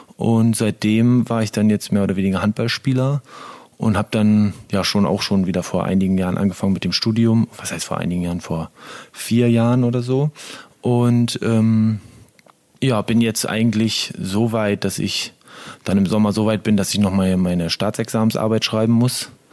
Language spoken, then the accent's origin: German; Syke, Lower Saxony, Germany; moved away; also born or lived in Osterholz-Scharmbeck / Ore Mountains; aber eigentlich aufgewachsen bin ich in Sieke. Also seitdem ich fünf, sechs Jahre alt war, äh, seitdem haben wir dann in Sieke gewohnt mit unserer Familie. Und ja, da habe ich so meine Kindheit und Jugend hauptsächlich verbracht.